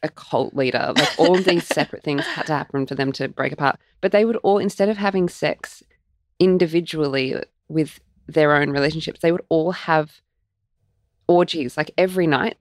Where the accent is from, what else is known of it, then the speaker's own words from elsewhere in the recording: Melbourne, Victoria, Australia; when I was growing up in Melbourne as like a 20 something year old